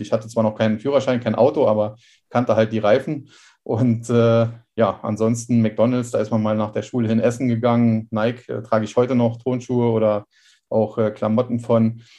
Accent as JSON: {"language": "German", "town": "Trier", "region": "Rhineland-Palatinate", "country": "Germany", "tie": "born or raised there", "said": "geboren hier in Trier und da wohne ich auch im Moment wieder"}